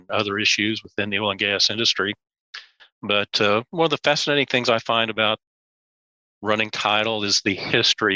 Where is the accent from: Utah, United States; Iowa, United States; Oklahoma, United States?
Oklahoma, United States; Tulsa; I grew up in Tulsa, Oklahoma